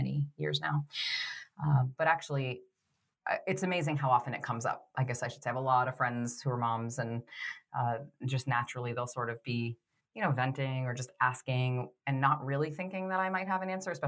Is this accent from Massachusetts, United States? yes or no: yes; Boston, Massachusetts, United States; moved away as an adult; also born or lived in Florida; I grew up in Boston, which is where Laura